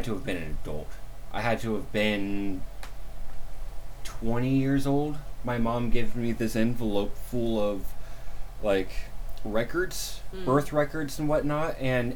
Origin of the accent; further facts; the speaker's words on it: The Dalles, Oregon, United States; I was born in The Dalles, Oregon.